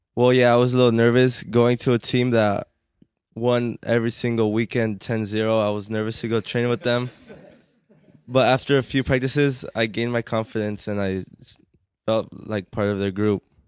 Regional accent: Corona, California, United States; I'm from Corona

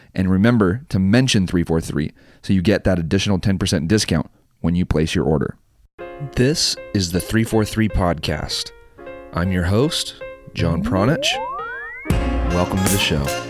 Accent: Santa Maria, California, United States; I come from Santa Maria, which is nothing to write home about.

